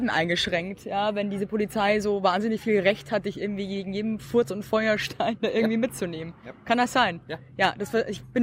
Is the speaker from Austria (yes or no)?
no; Regensburg, Bavaria, Germany; Aus Regensburg.